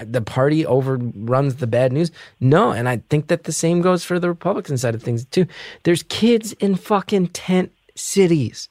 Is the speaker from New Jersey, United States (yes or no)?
yes; New Jersey, United States; I'm from New Jersey